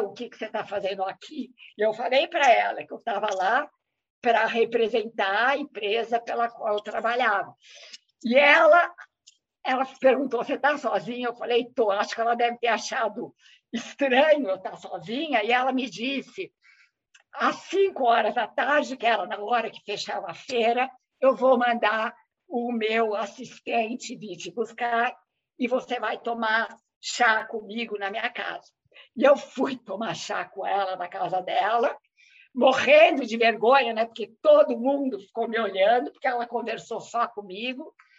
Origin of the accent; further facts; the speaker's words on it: Brazil; eu sou brasileira